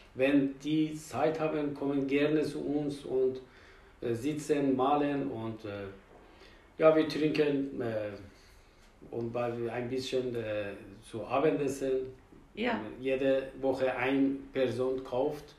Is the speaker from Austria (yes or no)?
no; Tehran, Tehran Province, Iran; German is a second language; moved away as an adult; now in Hamburg, Germany; In Teheran geboren, mhm. Iran, Teheran.